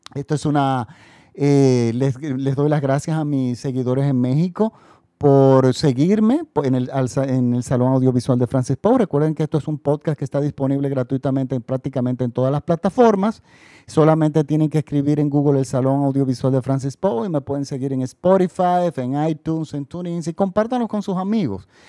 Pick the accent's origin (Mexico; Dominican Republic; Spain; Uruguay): Dominican Republic; mi país, República Dominicana